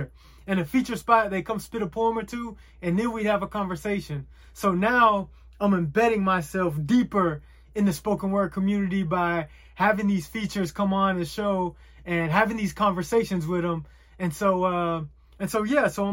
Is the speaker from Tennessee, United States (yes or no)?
yes; Chattanooga, Tennessee, United States; moved away; my hometown in Chattanooga.